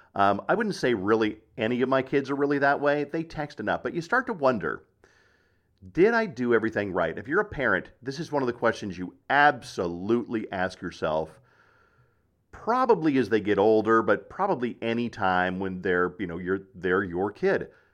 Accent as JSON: {"language": "English", "town": "Black Forest", "region": "Colorado", "country": "United States", "tie": "born or raised there", "said": "I'm a kid from Black Forest, Colorado, who growing up traveled in a Volkswagen"}